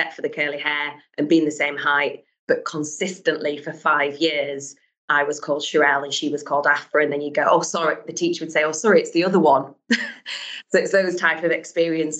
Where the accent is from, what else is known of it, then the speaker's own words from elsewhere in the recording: Halifax, Yorkshire and the Humber, United Kingdom; I'm from Halifax, Yorkshire through and through. I grew up with three brothers to my mum and dad